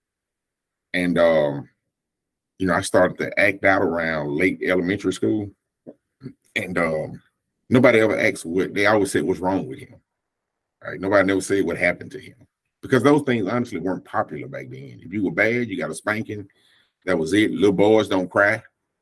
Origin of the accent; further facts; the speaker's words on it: Jackson, United States; I was born here in Jackson, and I was raised in a Pentecostal church to begin